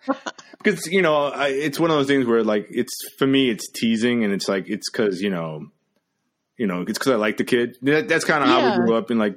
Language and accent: English; New York, United States; I grew up in New York